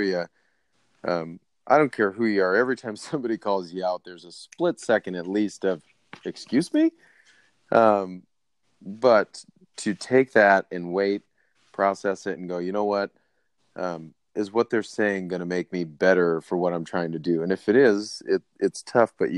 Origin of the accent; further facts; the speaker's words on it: United States; I'm American